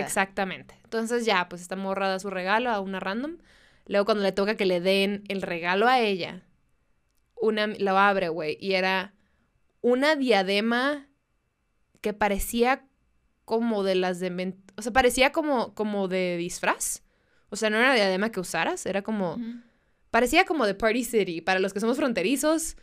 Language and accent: Spanish; Mexicali, Baja California, Mexico; first language Spanish; mi intercambio de amigas de las que somos de, de Mexicali